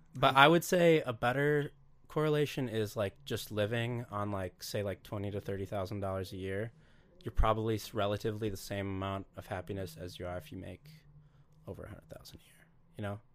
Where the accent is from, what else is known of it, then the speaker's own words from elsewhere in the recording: Duluth, Minnesota, United States; it was kinda fun growing up in Duluth